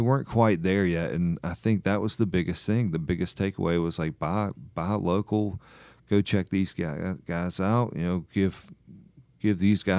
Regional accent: South Carolina, United States; moved away; I grew up in South Carolina. My mom's family was from the lower part of the state. My dad's family was from, like, the foothills.

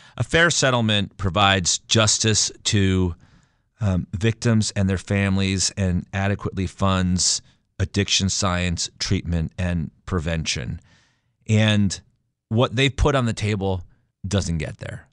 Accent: Stamford, Connecticut, United States; my hometown, my backyard of Stamford, Connecticut

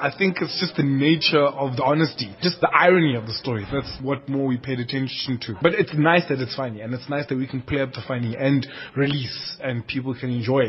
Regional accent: South Africa; Being South African, being an actor

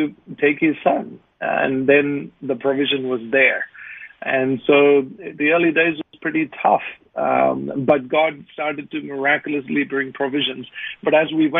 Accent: India; moved away as an adult; now in Australia; being born an Indian

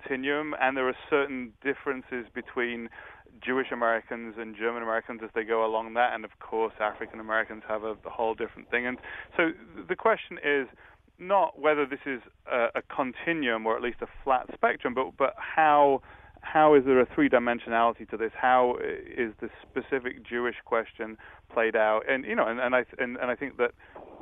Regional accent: England, United Kingdom; now in United States; As an Englishman, you know, I come over here

